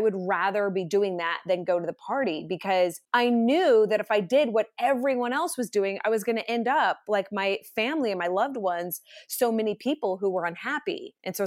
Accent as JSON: {"language": "English", "region": "Idaho", "country": "United States", "also_born_or_lived": "San Diego, California", "said": "we live in Idaho, we're from Idaho"}